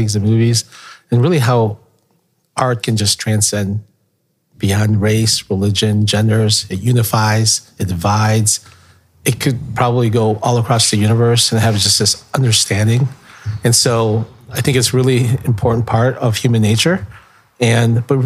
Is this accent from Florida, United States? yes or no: no; Chicago, Illinois, United States; also born or lived in Philippines; I grew up in Chicago, but my parents, they immigrated here from the Philippines in 1972